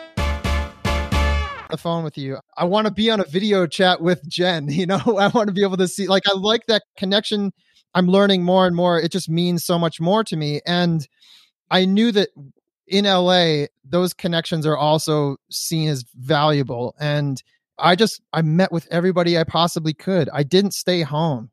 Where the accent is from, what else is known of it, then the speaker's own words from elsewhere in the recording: Detroit, Michigan, United States; now in California, United States; I'm from Detroit, Michigan, so being in California in wintertime means you don't have to shovel snow